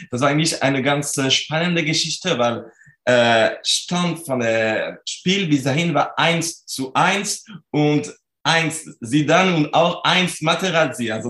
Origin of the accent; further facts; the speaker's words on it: France; German is a second language; moved away as an adult; now in Cologne, Germany; Also ich komme aus Frankreich, wie man das mhm. noch sehr gut hören kann. Und ich ähm, wohne und arbeite in Köln äh, seit äh, jetzt äh, sind, sind zwölf Jahren. Ich bin für meine Promotion gekommen